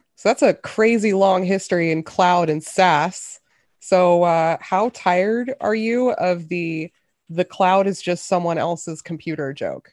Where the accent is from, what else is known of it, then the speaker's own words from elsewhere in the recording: Memphis, Tennessee, United States; now in Seattle, United States; I grew up in Memphis